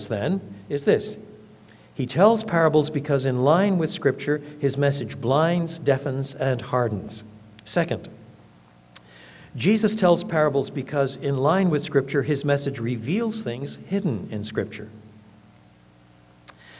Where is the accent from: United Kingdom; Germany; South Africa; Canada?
Canada; now in United States; I'm a Canadian by birth